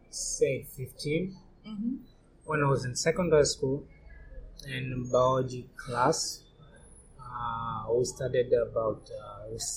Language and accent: English; Tanzania; born and raised in Tanzania, uh, 33 year old